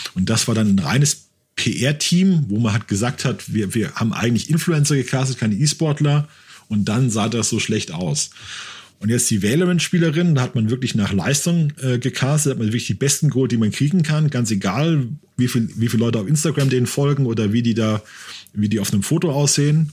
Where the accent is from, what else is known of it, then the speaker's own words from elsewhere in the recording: Germany; ich bin Deutscher